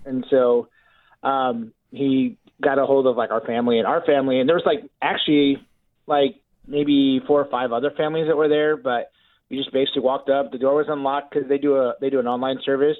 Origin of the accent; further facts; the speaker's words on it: Illinois, United States; I'm from Illinois where the oxygen's taxed